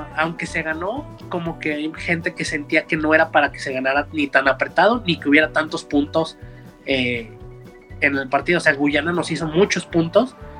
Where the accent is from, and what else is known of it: Mexico